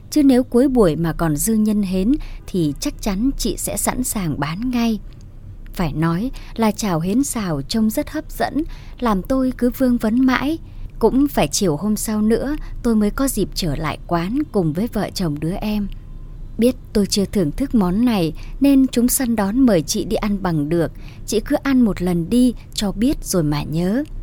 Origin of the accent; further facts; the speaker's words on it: Phu Xuyen, Hanoi, Vietnam; ở một vùng đồng chiêm trũng ngoại ô Hà Nội, thị trấn Phú Xuyên quê tôi.